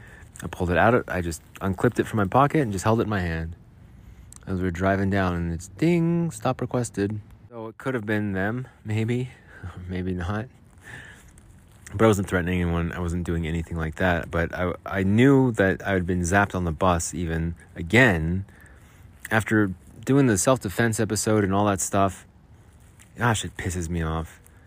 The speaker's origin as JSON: {"language": "English", "region": "Arizona", "country": "United States", "tie": "born or raised there", "said": "I grew up in Arizona. We'd always ride our bikes in the alleys and mess around in the alleys."}